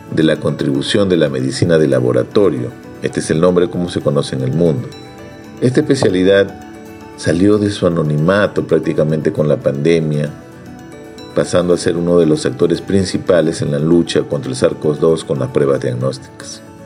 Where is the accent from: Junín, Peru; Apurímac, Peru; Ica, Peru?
Ica, Peru; Nací en Ica, una provincia al sur de Lima, donde tenemos un cálido sol durante todo el año